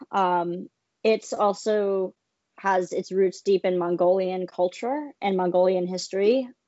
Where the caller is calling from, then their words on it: St. Petersburg, Florida, United States; St. Petersburg, Florida.